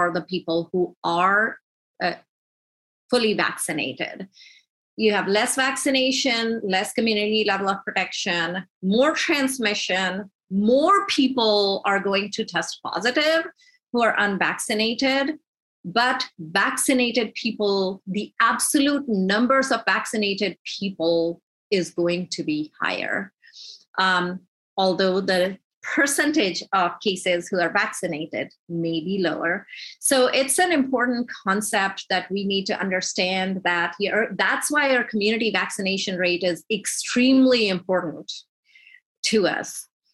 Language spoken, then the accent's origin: English; Georgia, United States; I'm from Georgia